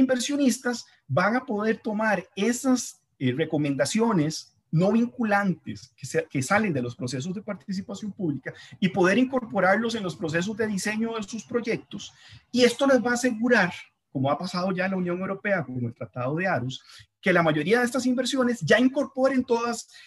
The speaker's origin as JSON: {"language": "Spanish", "country": "Costa Rica"}